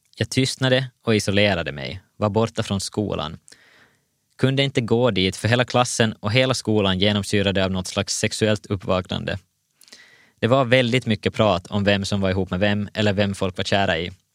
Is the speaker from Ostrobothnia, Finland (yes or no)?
yes; Vaasa, Ostrobothnia, Finland; Jag föddes 1989 i Vasa